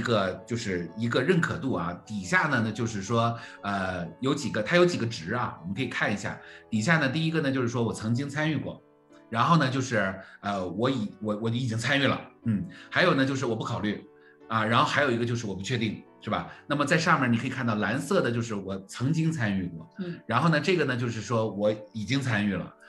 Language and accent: Chinese; Jilin, China; 我是吉林人嘛，我是吉林人啊，我是东北人